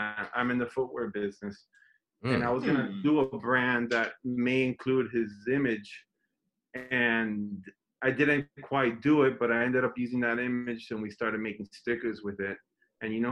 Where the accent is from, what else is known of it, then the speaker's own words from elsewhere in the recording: Miami, Florida, United States; I grew up here.